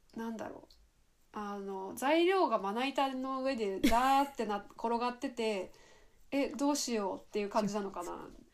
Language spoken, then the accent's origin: Japanese; Miyazaki, Japan; moved away as an adult; also born or lived in Kochi; 私も地方出身で、うん、まあ、地方から地方に行ったんだけど私の場合は、うん、 あの宮崎から高知に行ったんだけど